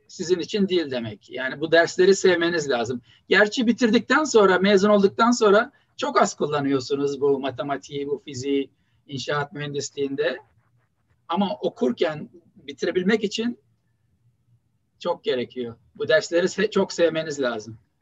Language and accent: Turkish; Istanbul, Turkey; moved away as an adult; also born or lived in Boston, United States / Mississippi, United States; now in Buffalo, United States; İstanbul Samatya Hastanesi doğumluyum. Ee, Beyazıt İlkokulu'nu bitirdim. Ondan sonra Vefa Lisesi'nde ortaokul ve liseyi bitirdim.